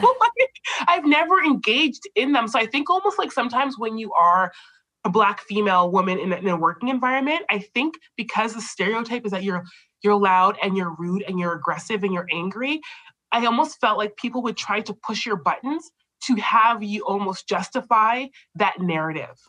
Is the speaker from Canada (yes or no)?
yes; Canada; we're both Canadian born like I'm Canadian born